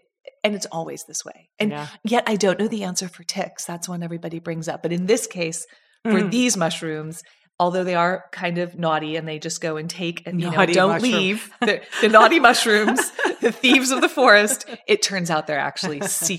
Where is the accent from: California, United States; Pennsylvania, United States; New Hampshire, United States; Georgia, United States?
Georgia, United States; I was raised partially in Georgia.